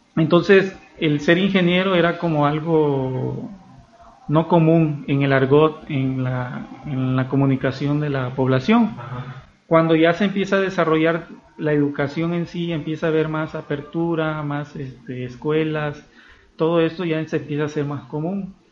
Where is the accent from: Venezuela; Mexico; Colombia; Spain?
Mexico; nosotros los mexicanos